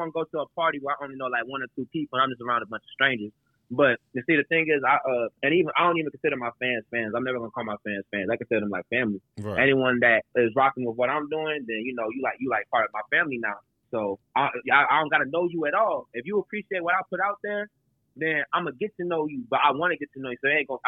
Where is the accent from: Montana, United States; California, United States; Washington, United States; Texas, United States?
Texas, United States; Houston; also born or lived in New Orleans, Louisiana, United States; Then I moved to Houston. I've been living here ever since